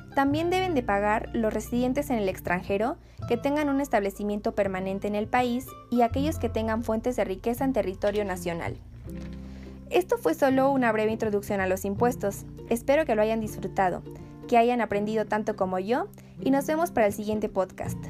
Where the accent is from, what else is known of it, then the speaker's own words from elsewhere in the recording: Mexico; Como mexicanos